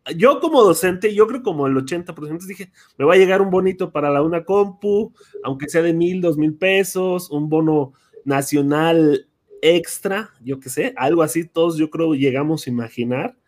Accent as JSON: {"language": "Spanish", "region": "Michoacán", "country": "Mexico", "said": "soy de Michoacán, egresado de Tirpetío"}